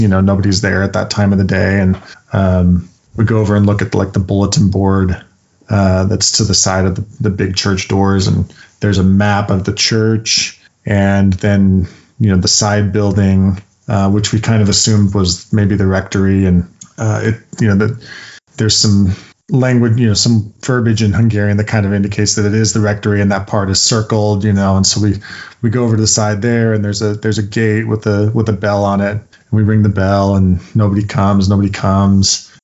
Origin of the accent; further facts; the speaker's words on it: Utah, United States; growing up in Utah